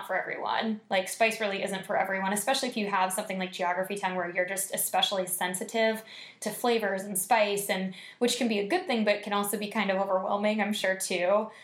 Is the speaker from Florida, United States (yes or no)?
yes; Tampa, Florida, United States; moved away as an adult; now in Orlando, United States; I'm from Tampa